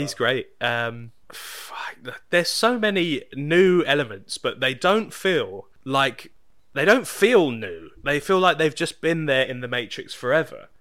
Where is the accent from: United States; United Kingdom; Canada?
United Kingdom; me being British.